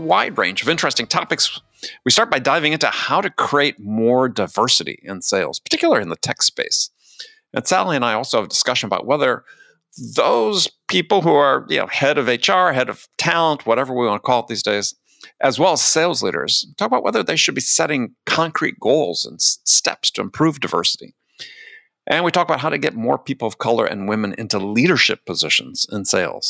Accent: Wisconsin, United States; moved away as an adult; also born or lived in California / New York City / San Diego; I grew up in Wisconsin, spent most of my adult life in California

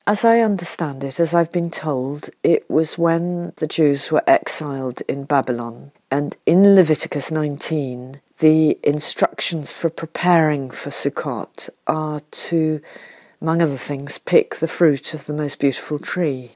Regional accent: United Kingdom

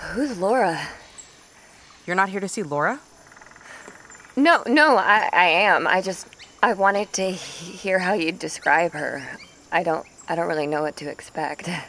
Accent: Cleveland, Ohio, United States; also born or lived in Racine, Wisconsin; now in New York, United States; I was born in Wisconsin, Racine. I'm, I'm from Cleveland, Ohio. There's also a Cleveland, Tennessee, but no one ever assumes I mean that one

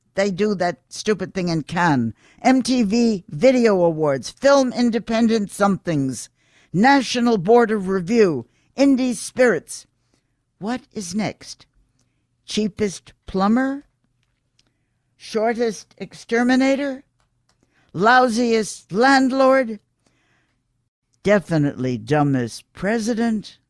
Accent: New York City, New York, United States; I'm a New Yorker, born here, bred here, grew up here, educated here, live here

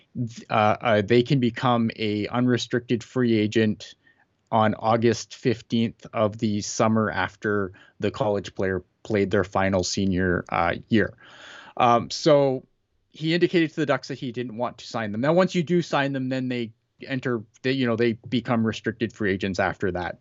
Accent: Canada; as a Canadian, as a someone who lives up here

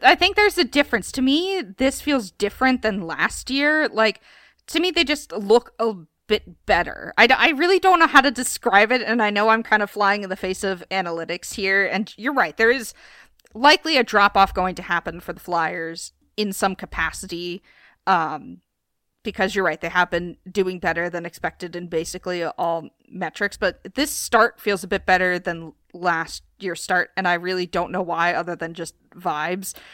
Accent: Philadelphia, Pennsylvania, United States; my hometown team

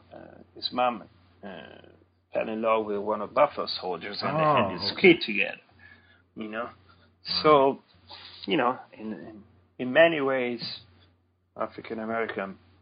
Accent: near Sant'Anna di Stazzema, Tuscany, Italy; moved away as an adult; now in Elon, United States; St. Anna is just very little, more of a, here you would say a village, which is actually some 10 miles from my hometown

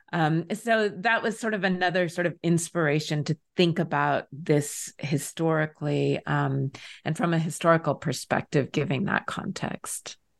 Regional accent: rural Southern Oregon, United States; moved away; I grew up in rural Oregon, rural Southern Oregon, and I grew up in a town where the major industry was logging

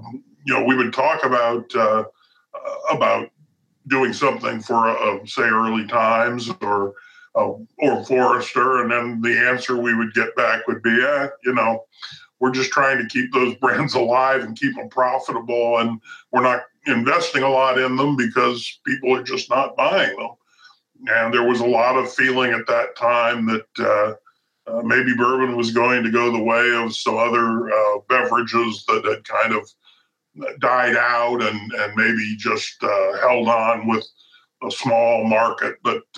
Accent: Ohio, United States; now in Louisville, United States; I came there from Ohio

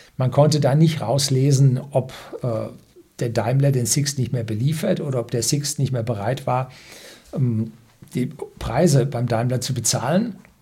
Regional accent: Bavaria, Germany; also born or lived in south of Munich; als Bayer, wenn man im Süden von München wohnt

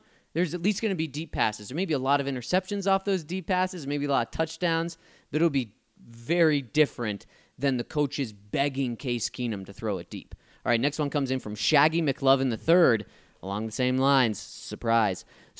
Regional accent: Virginia, United States; But I'm originally from Virginia, and by far the best fast food, besides Chick-fil-A, is Cookout.

